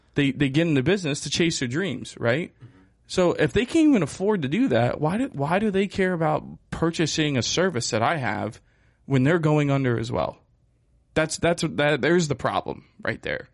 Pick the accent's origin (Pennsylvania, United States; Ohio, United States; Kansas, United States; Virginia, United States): Pennsylvania, United States; also born or lived in South Carolina; I'm from Pennsylvania